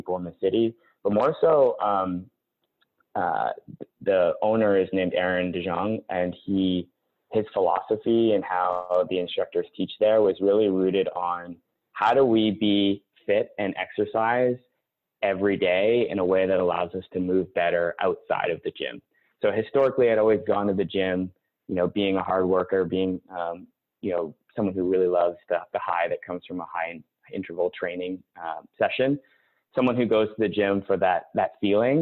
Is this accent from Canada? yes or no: yes; Winnipeg, Manitoba, Canada; moved away as an adult; also born or lived in Toronto / Vancouver; I grew up in Winnipeg